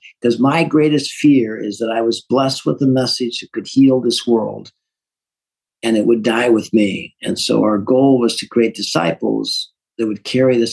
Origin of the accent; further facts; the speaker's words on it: St. Louis, Missouri, United States; I'm an accountant from North St. Louis, running a manufacturing